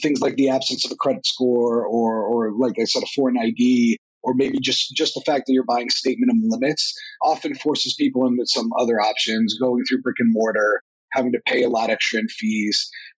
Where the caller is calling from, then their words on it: New Jersey, United States; I'm calling in from northern New Jersey, where it's not as warm as Austin is.